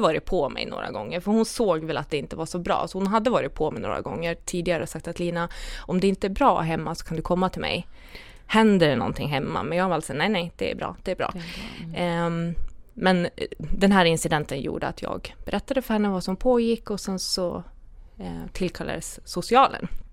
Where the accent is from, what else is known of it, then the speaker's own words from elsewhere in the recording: Dalarna County, Sweden; jag kommer ju från Dalarna